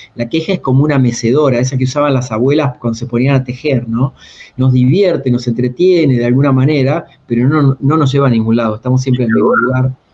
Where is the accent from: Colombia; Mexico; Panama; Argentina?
Argentina; a town near Mar del Plata, Buenos Aires Province; now in Buenos Aires, Argentina; yo que soy del interior, de un pueblo cerca de Mar del Plata, pueblo de 8.000 habitantes, laburo de los 8 años